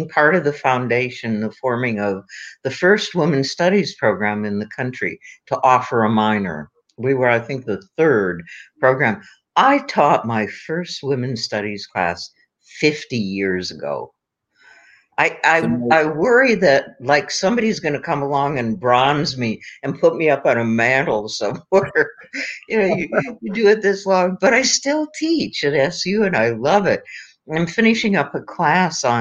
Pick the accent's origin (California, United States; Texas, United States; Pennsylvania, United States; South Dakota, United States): South Dakota, United States; Aberdeen; my hometown of Aberdeen, South Dakota